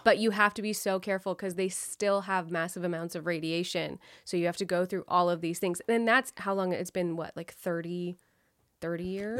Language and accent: English; West Sacramento, California, United States; I'm from West Sacramento, which is not exactly Sacramento